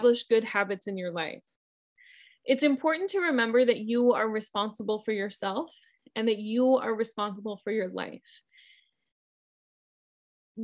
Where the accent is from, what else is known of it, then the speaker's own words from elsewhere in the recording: Midwest, United States; moved away; also born or lived in North Carolina; where I grew up in the Midwest, we had wind all the time.